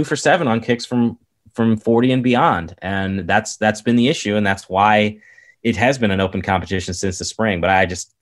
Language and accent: English; Kansas, United States; I grew up in Kansas